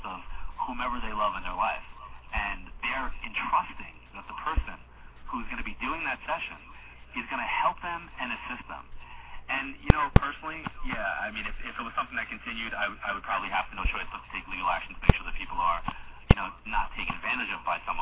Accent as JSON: {"language": "English", "area": "Long Island", "region": "New York", "country": "United States", "tie": "born or raised there", "said": "my hometown"}